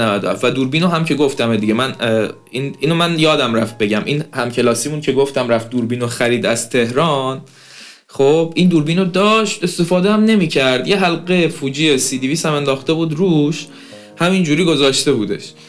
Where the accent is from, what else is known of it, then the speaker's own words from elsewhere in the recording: Ahvaz, Khuzestan, Iran; تو شهر خودمون اهواز